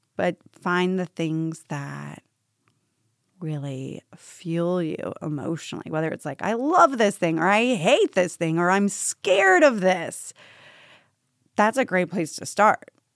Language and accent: English; Tampa, Florida, United States; now in New York, United States; I grew up in Tampa, Florida